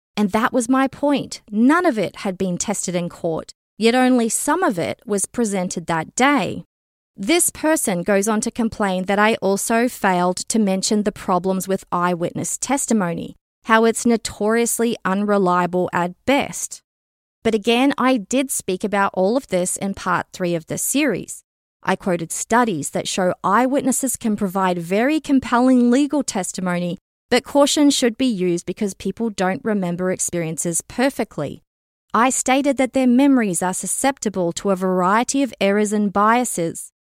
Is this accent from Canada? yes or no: yes; Canada; a Canadian citizen